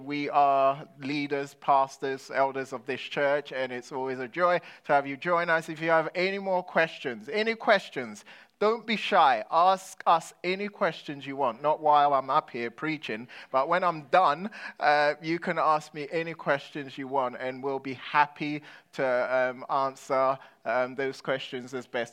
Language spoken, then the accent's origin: English; London, United Kingdom; When I was growing up in London, I was a kid with an identity crisis